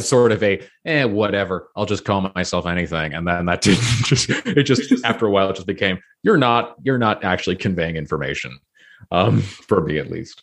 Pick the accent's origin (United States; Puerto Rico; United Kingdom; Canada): Canada; Toronto, Ontario; I grew up in a pretty liberal city, I grew up in Toronto